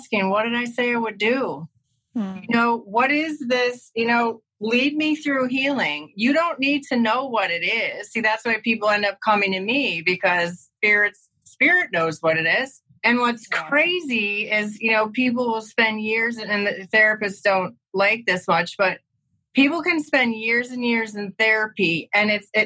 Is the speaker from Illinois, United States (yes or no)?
yes; Chicago, Illinois, United States; also born or lived in San Francisco / Oakland; now in Los Angeles, United States; I'm from Chicago originally